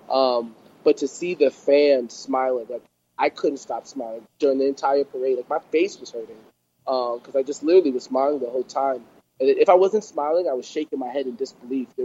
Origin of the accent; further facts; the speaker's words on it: Jamaica; I'm Jamaican.